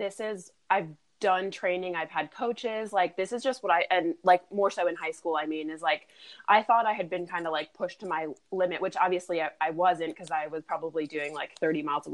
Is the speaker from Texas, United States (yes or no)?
no; York, Pennsylvania, United States; moved away as an adult; also born or lived in Europe; I'm actually from Europe originally, but we grew up in a town called York, Pennsylvania.